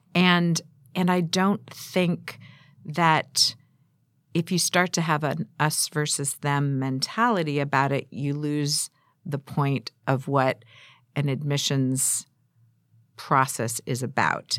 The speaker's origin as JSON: {"language": "English", "town": "San Diego", "region": "California", "country": "United States", "tie": "born or raised there", "also_born_or_lived": "Glendale, California", "moved": "yes", "lives_now": "Pasadena, United States", "said": "I grew up in San Diego"}